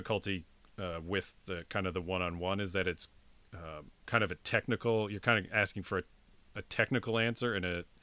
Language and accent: English; Canada